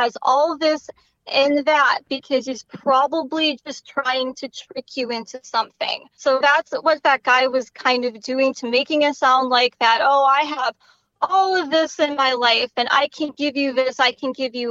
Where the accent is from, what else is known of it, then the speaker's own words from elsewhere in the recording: Canada; I'm Canadian. I live right by Canada. Yeah. Yeah, we talk differently up here